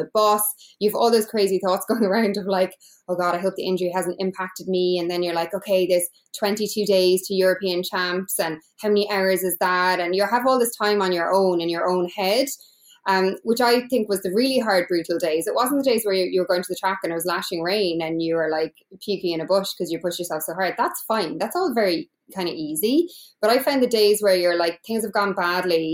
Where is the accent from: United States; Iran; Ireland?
Ireland; I'm from Ireland